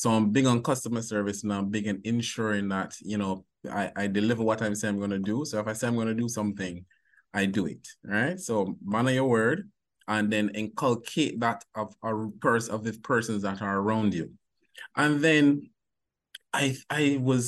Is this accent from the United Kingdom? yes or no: no; Barbados; accent: Bajan; moved away as an adult; now in Jamaica; I'm originally from Barbados. So I went to high school in Barbados